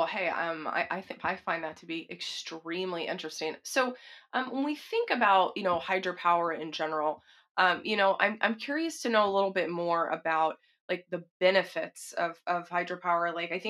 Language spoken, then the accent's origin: English; Texas, United States; Well, I'm not sixth generation, but I'm from Texas.